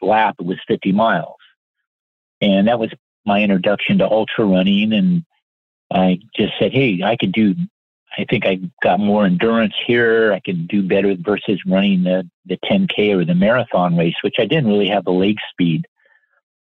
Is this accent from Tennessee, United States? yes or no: no; Monrovia, California, United States; I live in Monrovia, and I was born in Monrovia